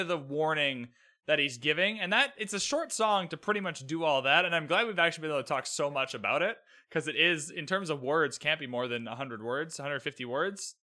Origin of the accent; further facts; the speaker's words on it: Canada; I'm Canadian